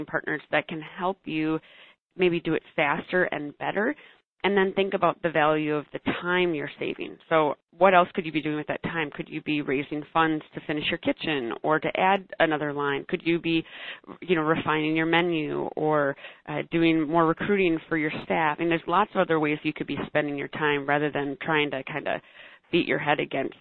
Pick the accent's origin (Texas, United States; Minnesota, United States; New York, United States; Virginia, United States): Minnesota, United States; Minneapolis; I am from Minneapolis, so a larger city. We've got lots of great restaurants and bars, really cool food scene here